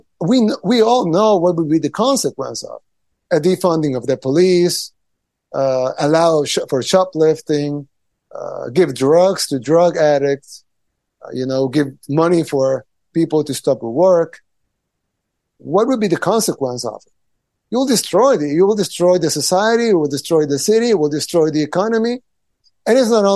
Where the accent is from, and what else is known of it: El Salvador